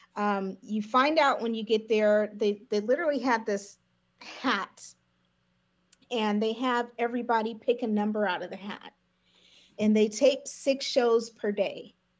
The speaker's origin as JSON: {"language": "English", "town": "Lancaster", "region": "California", "country": "United States", "said": "I'm from Lancaster, California."}